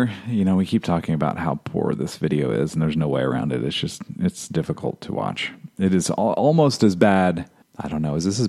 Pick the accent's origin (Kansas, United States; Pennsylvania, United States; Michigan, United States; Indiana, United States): Indiana, United States; growing up in Indiana.